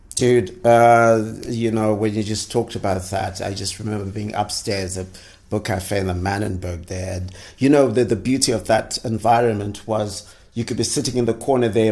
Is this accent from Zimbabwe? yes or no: yes; Zimbabwe; I'm from Zimbabwe